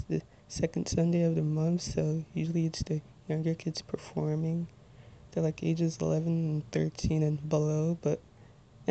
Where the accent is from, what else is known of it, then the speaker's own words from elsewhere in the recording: Little Ferry, New Jersey, United States; 22 years old, and I'm from Little Ferry, New Jersey.